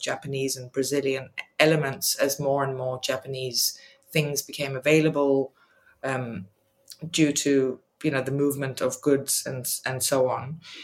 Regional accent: Eswatini; moved away; also born or lived in Denmark; I was a child growing up in Swaziland, now called Eswatini, and we would visit Denmark, where I am originally from

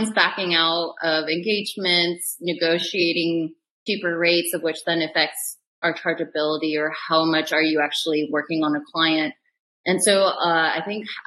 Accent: Seattle, Washington, United States; moved away as an adult; also born or lived in Chicago / London; now in Los Angeles, United States; I came from the Seattle area, small little white suburb, grew up there for 18 years, left for Northwestern in Chicago

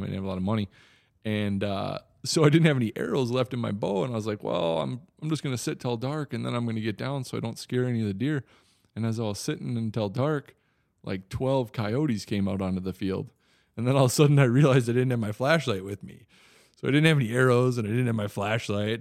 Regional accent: Wisconsin, United States; accent: Wisconsin; now in Oklahoma, United States; I'm originally from Wisconsin.

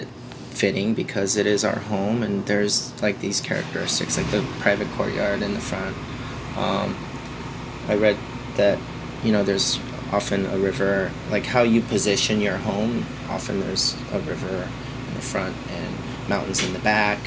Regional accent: Springfield, Oregon, United States; moved away as an adult; also born or lived in Eugene, Oregon / New York; now in Portland, United States; I grew up in Springfield where there's no Korean food whatsoever

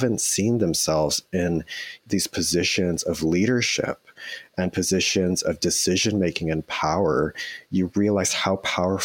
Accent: Toronto, Ontario, Canada; moved away as an adult; now in Vancouver, Canada; I grew up in Toronto in the Etobicoke area. So I was born and raised there.

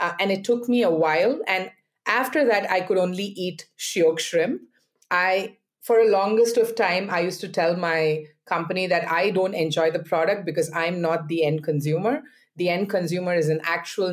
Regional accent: India; now in Singapore; So I'm Indian by origin, and I was born into a vegetarian family

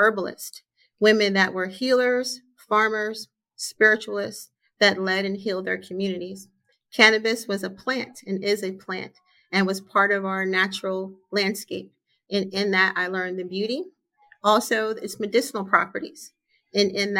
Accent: Galloway Township, New Jersey, United States; also born or lived in Jamaica / Pleasantville, New Jersey; Proud to grow up in South Jersey, which we say is one of the best and most beautiful places in the country

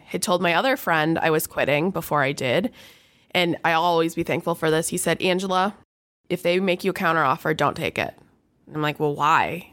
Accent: Rochester, Michigan, United States; I grew up in Rochester

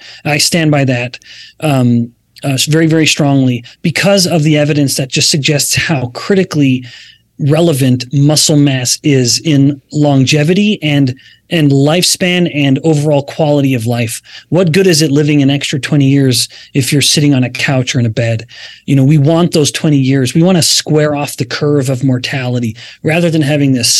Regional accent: Alberta, Canada; we're both, you and I, Stephanie, I believe, are from Canada. I'm from Alberta.

